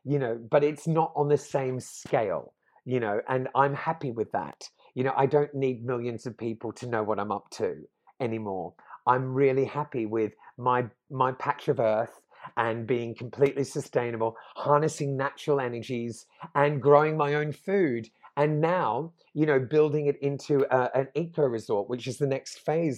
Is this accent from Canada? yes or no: no; Australia; also born or lived in London; now in Portugal; growing up in Australia in the 80s